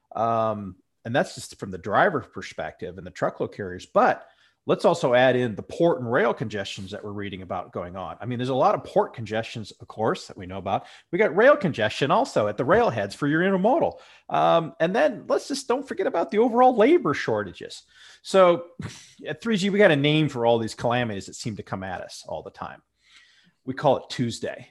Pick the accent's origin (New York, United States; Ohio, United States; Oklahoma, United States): Ohio, United States; I'm from Ohio here